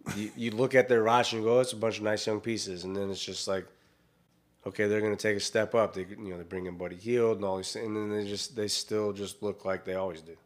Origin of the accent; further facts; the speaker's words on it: Iowa, United States; moved away; I grew up in Iowa